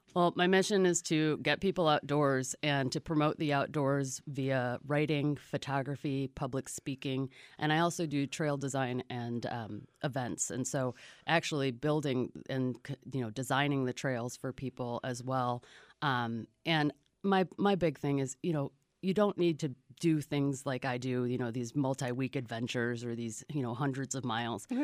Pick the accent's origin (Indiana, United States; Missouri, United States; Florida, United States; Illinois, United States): Illinois, United States; Chicago suburbs; now in Marana, United States; I come from the Chicago suburbs and really could not have lived a more suburban existence growing up